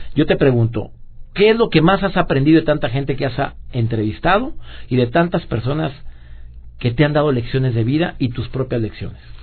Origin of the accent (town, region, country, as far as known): Mexico